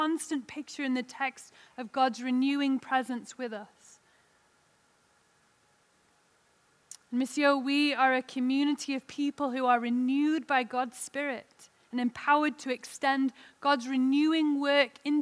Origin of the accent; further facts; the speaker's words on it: England, United Kingdom; now in Salt Lake City, United States; I'm an English lady in Salt Lake City